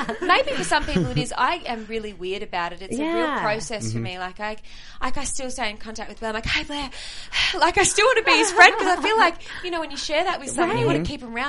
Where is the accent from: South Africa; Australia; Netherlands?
Australia; moved away as an adult; I come from Australia